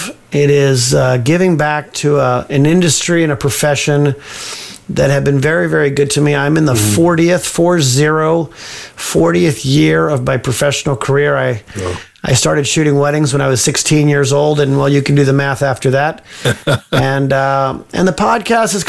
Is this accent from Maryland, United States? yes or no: no; Livermore, California, United States; also born or lived in Pleasanton, California / Davis, California; I'm a Bay Area boy, born and bred in Livermore, grew up in Livermore and Pleasanton, lived in Davis for a while